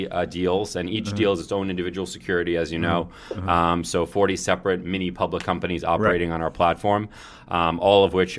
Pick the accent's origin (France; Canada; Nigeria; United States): United States; Brooklyn, New York